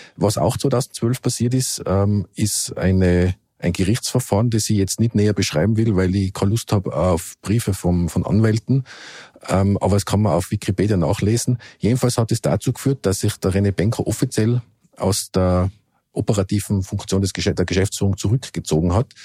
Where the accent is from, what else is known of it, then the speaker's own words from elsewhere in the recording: Innsbruck, Tyrol, Austria; now in Vienna, Austria; als Bürger von Innsbruck oder Ex-Bürger, jetzt bin ich ja Wiener